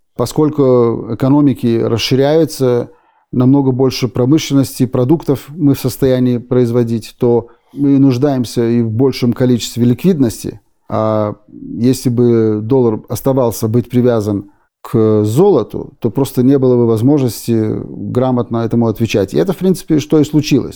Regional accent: Berlin, Germany; moved away as an adult; also born or lived in Odesa, Ukraine / Israel; now in United States; И мы попали в Германию, в Берлине, где я прожил почти 30 лет. И там я вырос

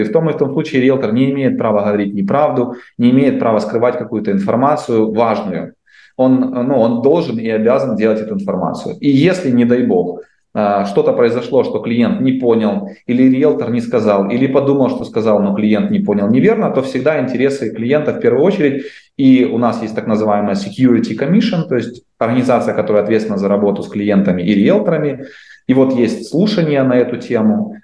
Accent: Dnipro, Dnipropetrovsk Oblast, Ukraine; now in Canada; я из Украины, из Днепра

